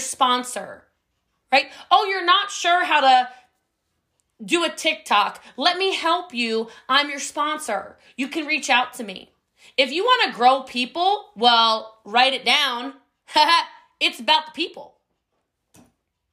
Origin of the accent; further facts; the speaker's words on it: United States; I'm from a very mountainous area of the country.